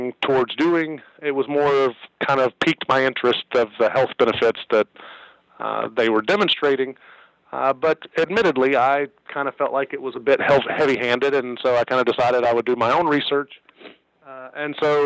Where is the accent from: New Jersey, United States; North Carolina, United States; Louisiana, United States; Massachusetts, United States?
North Carolina, United States; Greensboro; also born or lived in Chapel Hill, North Carolina / Pittsburgh, Pennsylvania; I grew up in Greensboro